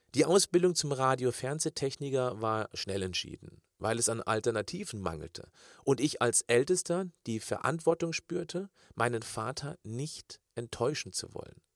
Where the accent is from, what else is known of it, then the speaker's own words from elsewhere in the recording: Kirchzarten, Baden-Württemberg, Germany; Diese drei begleiteten mich während meiner Kindheit in Kirchzarten bei Freiburg im Schwarzwald